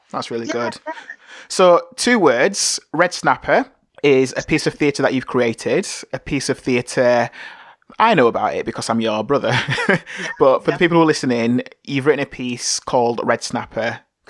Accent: Bradford, Yorkshire and the Humber, United Kingdom; I'm from Bradford as well, so we're Bradfordians.

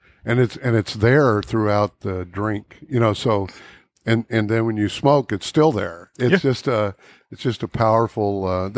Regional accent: California, United States; moved away; I'm from California.

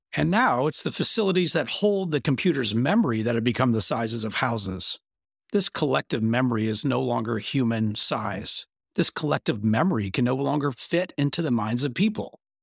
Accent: Bentonville, Arkansas, United States; my hometown

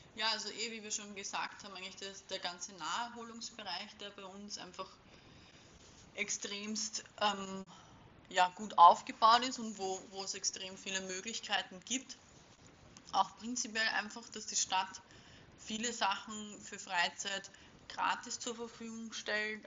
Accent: Vienna, Austria; ich bin in Wien groß geworden. Ich bin zwar nicht gebürtige Wienerin, um es genau zu nehmen, aber ja, ich war schon in Wien im Kindergarten und in der Volksschule und bin eigentlich mein ganzes Leben ähm, in Wien gewesen.

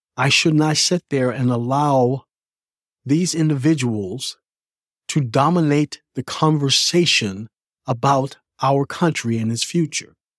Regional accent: United States

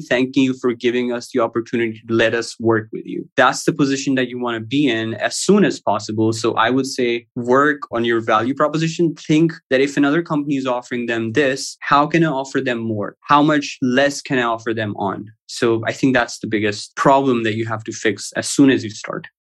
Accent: Pakistan; also born or lived in Houston; I live in Pakistan currently. I've traveled quite a bit. I used to work for a company in Houston before I started the business, but I studied and sort of lived throughout my life in Pakistan.

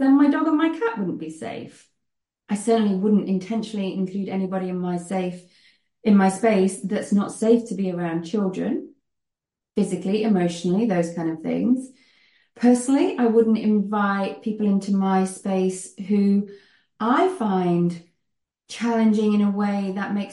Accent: United Kingdom; moved away as an adult; now in Netherlands; you may gather from my accent that I am British, but I live in the Netherlands

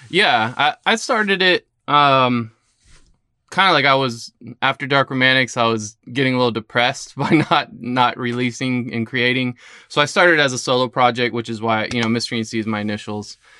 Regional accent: Lakeland, Florida, United States; also born or lived in St. Petersburg, Florida; I was born in Saint Pete and, uh, but have pretty much been raised in Lakeland.

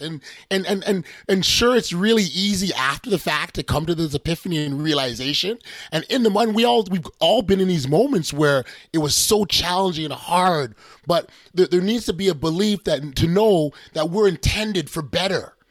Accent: Canada; we we're from Canada

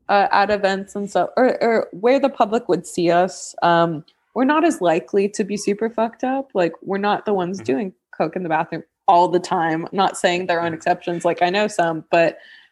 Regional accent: New Zealand; I'm from New Zealand, so.

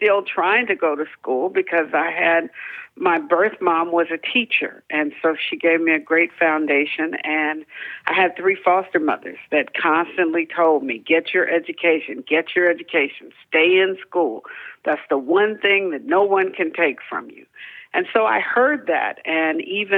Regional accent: Cincinnati, Ohio, United States; moved away as an adult; I made it from the streets of Cincinnati to Yale College

